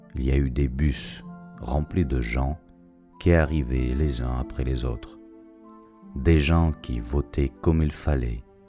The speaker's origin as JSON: {"language": "French", "country": "Russia", "moved": "as an adult", "said": "mon pays"}